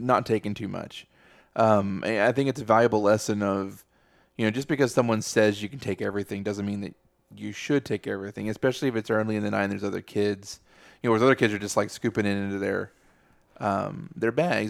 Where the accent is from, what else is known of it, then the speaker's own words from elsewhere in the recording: Texas, United States; we're from Texas